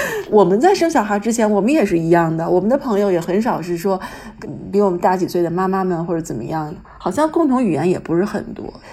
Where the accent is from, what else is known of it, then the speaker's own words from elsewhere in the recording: Beijing, China; 我自己也是从小就在北京念书嘛，然后上高中上大学